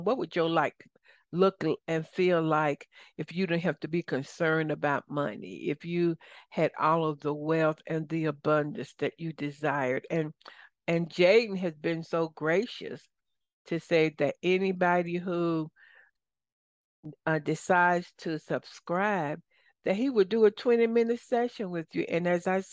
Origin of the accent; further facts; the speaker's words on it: the South, United States; accent: Southern; my Southern accent